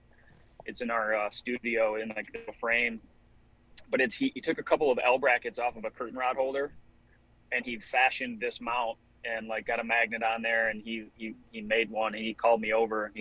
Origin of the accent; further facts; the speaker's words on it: Michigan, United States; I'm from Michigan